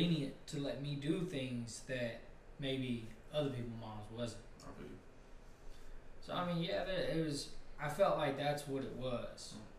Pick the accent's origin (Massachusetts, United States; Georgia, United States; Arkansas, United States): Georgia, United States; Chamblee; I lived in Shambly.